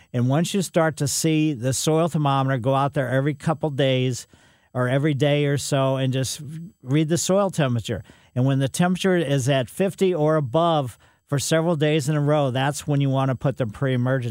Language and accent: English; Ellisville, United States; we growing up in Ellisville, we had a quince that was in the corner of the yard